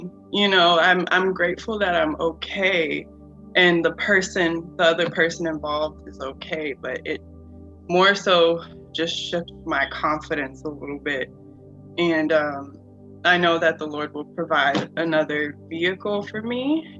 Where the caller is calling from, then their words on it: Florida, United States; I live in Florida.